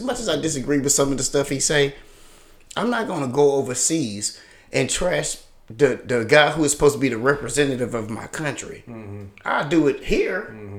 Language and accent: English; Alabama, United States; also born or lived in St. Louis; we're from Alabama, dog.